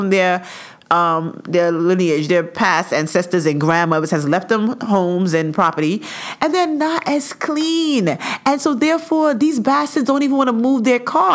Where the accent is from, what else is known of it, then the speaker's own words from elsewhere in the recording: New York City, New York, United States; I came from Canarsie. Big up Canarsie. That's where I, you know, I rested my head most of my my life